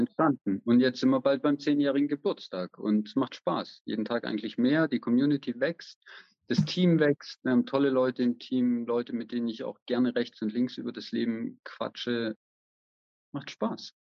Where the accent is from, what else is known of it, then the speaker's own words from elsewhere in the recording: Germany; moved away as an adult; now in Vienna, Austria; Und ich lebe in Wien, am Rande von Wien mit meiner Familie, bin ursprünglich aus Deutschland